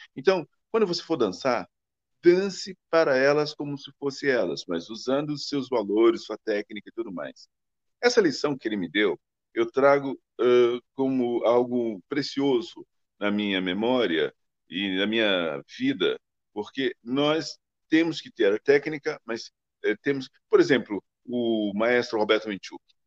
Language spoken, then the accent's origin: Portuguese; Brazil; nós somos brasileiros